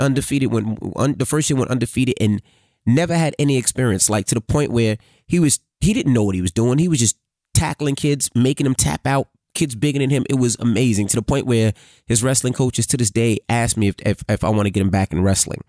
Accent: New York City, New York, United States; I grew up in Queens Village

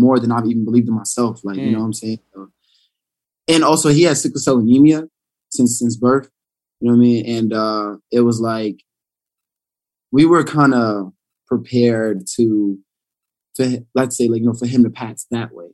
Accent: New York City, New York, United States; growing up in Brownsville.

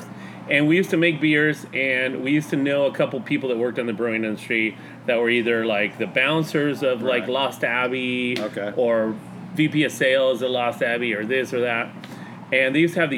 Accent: Mexico; moved away as an adult; I grew up in Mexico. I went to high school in Mexico, middle school, elementary school in Mexico

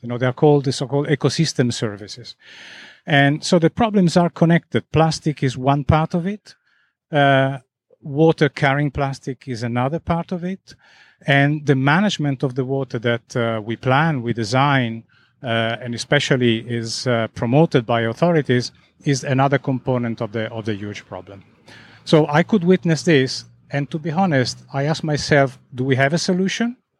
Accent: Italy; now in Zurich, Switzerland; I come from Italy

